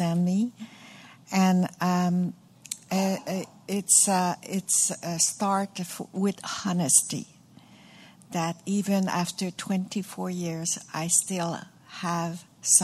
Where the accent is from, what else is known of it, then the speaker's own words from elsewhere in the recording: Montreal, Quebec, Canada; English is a second language; I'm from Montreal.